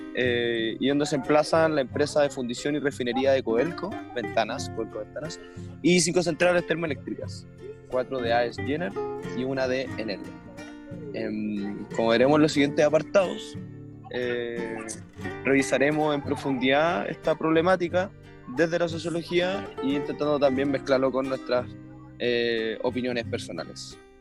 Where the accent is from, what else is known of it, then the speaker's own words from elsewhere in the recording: Santiago, Santiago Metropolitan Region, Chile; los tres somos santiaguinos